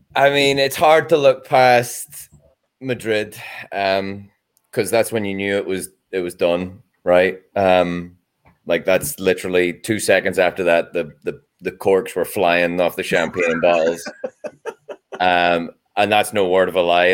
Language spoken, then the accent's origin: English; Ireland; as an Irishman